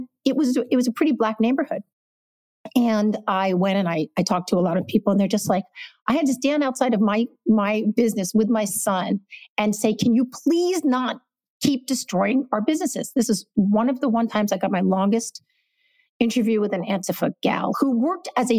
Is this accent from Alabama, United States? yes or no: no; New York City, New York, United States; moved away as an adult; also born or lived in Los Angeles / Portland; I'm from New York City.